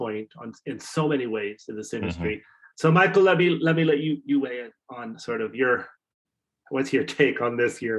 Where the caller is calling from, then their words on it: Canada; I'm calling you from Canada.